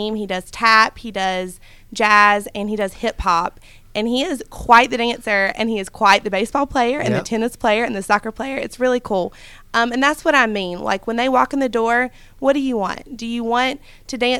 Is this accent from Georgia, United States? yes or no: yes; South Georgia, United States; moved away; also born or lived in Metter, Georgia; I'm from South Georgia, if you can't tell from my accent.